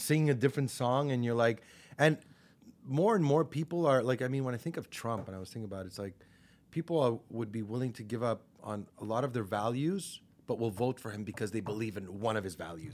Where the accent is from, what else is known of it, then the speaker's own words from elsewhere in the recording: Montreal, Quebec, Canada; I grew up in Park X.